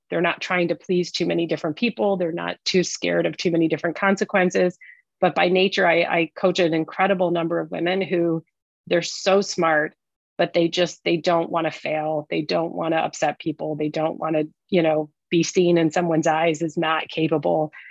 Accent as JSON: {"language": "English", "town": "Detroit", "region": "Michigan", "country": "United States", "said": "I'm a Detroit girl, so I was leaving the automotive industry"}